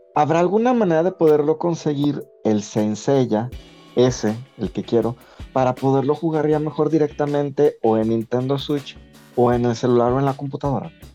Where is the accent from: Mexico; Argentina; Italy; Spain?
Mexico; moved away; como mexicano